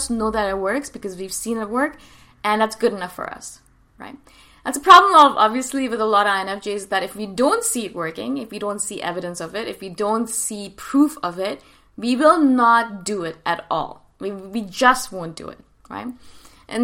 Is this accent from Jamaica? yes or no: no; North India, India; I come from North India